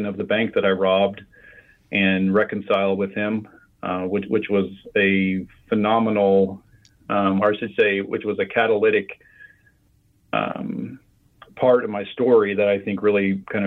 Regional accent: Midwest, United States; I grew up in the Midwest

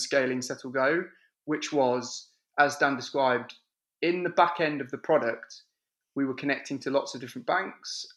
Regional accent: the Midlands, England, United Kingdom; I'm from the center of England, the Midlands, which means that people from the north of England think I'm southern, people from the south of England think I'm northern, and everyone else outside of England can't place where my accent is from

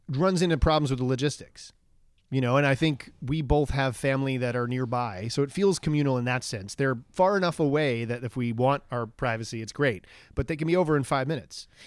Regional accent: Long Island, New York, United States; moved away as an adult; I was raised in Long Island

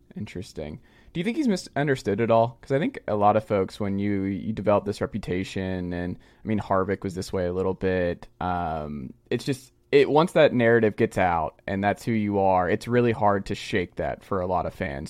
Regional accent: Georgia, United States; down there in my home state

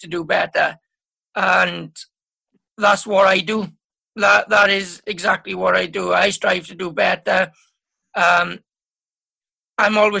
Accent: Wales, United Kingdom; being Welsh is the main priority

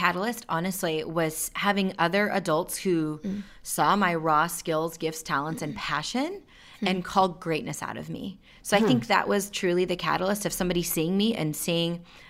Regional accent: rural Washington, United States; also born or lived in India; I'm East Indian, and I was adopted just shy of my second birthday. Mm-hmm. And growing up in rural Washington, where I didn't meet another person of color until I was in middle school

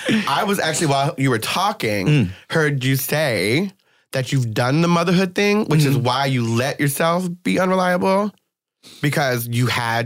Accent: New Jersey, United States; I'm from Jersey, right?

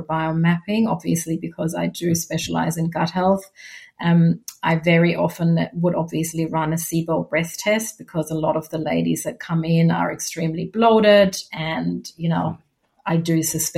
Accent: Germany; now in Australia; my home country

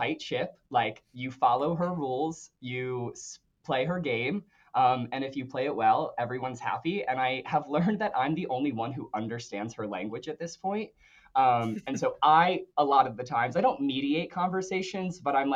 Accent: Calvert County, Maryland, United States; I am from Calver County, Maryland, as you so gracefully introduced me, which is a small town in southern Maryland, right off the Chesapeake Bay

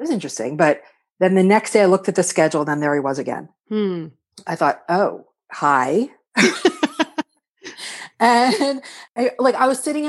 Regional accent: Philadelphia, Pennsylvania, United States; I'm from Philly.

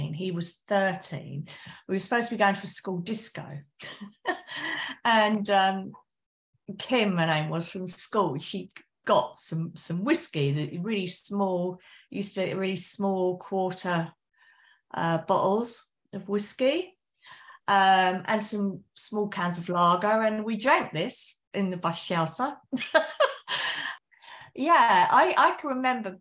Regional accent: West Sussex, South East England, United Kingdom; now in Essex, United Kingdom; Originally I'm from West Sussex in the UK, but now I'm in Essex in the UK.

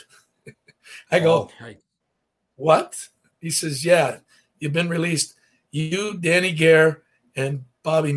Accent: Windsor, Ontario, Canada; I'm from Windsor

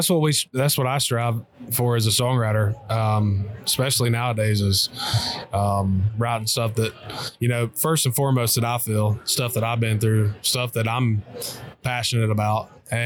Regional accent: Kentucky, United States; I grew up hunting in Kentucky, and those birds up there, they're a different breed.

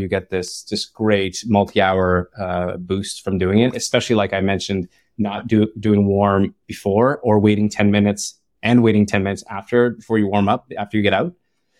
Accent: Ottawa, Ontario, Canada; now in Bay Area, United States; I'm from Ottawa, and there's a lot of shawarma, Lebanese shawarma everywhere.

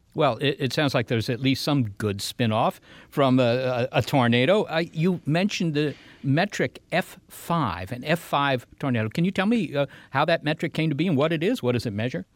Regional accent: Virginia, United States; moved away; in Virginia, Molly, we didn't have tornadoes

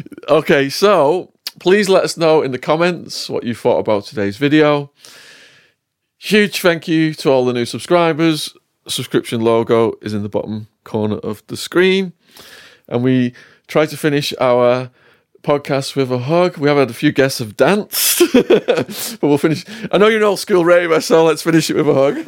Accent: Widnes, North West England, United Kingdom; my hometown, Widnes.

